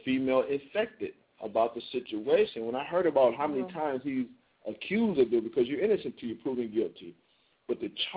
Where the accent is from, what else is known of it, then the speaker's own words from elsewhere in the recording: Toledo, Ohio, United States; now in Kennesaw, United States; Toledo, my hometown